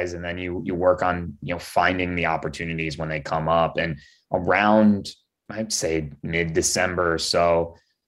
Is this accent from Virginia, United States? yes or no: no; Cleveland, Ohio, United States; I'm from Cleveland